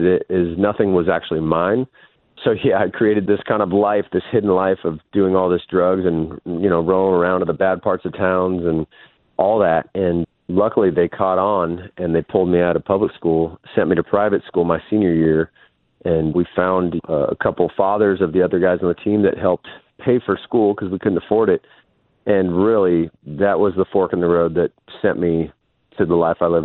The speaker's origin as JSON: {"language": "English", "town": "San Diego", "region": "California", "country": "United States", "tie": "born or raised there", "also_born_or_lived": "Las Vegas", "said": "I came in to San Diego. We moved from Vegas"}